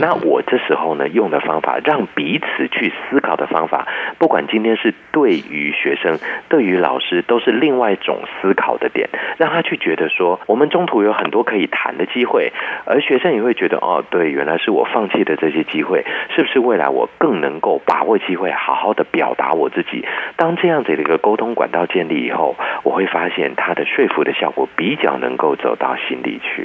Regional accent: Taiwan; 其实我是那个时候出生的台湾人

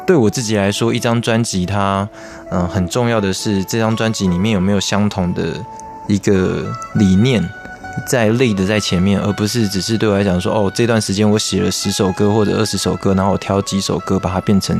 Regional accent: Kaohsiung, Taiwan; now in Taipei, Taiwan; 我是高雄人，

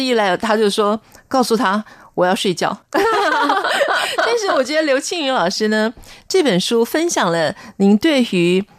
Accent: Taiwan; 我自己小时候也在眷村长大

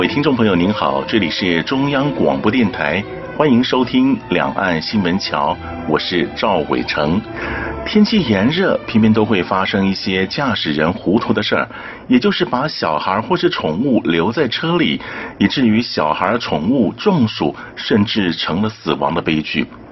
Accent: Taiwan

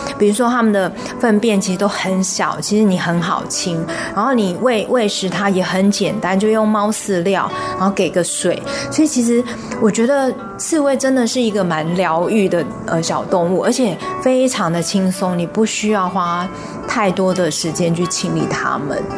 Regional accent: Taichung, Taiwan; moved away as an adult; now in Zhongli, Taiwan; 因为，呃，坦白讲，我们是从台中嫁到中坜，那呃，当初要摆市集的时候，我们想说先从家的范围开始

